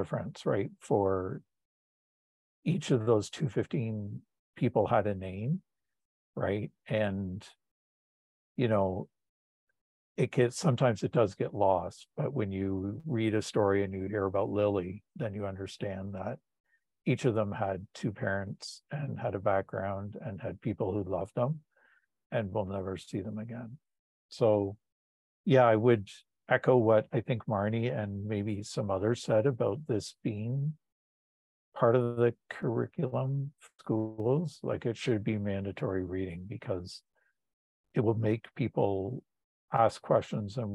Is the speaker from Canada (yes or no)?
yes; Tillsonburg, Ontario, Canada; I was born in Tillsonburg, Ontario